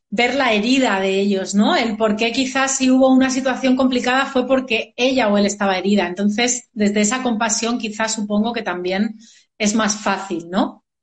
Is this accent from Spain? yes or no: yes; Madrid, Community of Madrid, Spain; yo soy de Madrid, yo soy de aquí, de España.